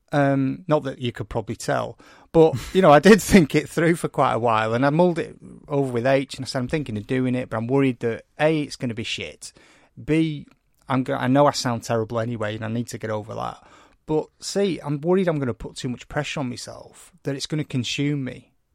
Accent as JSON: {"language": "English", "area": "St Helens and Wigan", "region": "North West England", "country": "United Kingdom", "said": "I come from Saint Helens and Wigan"}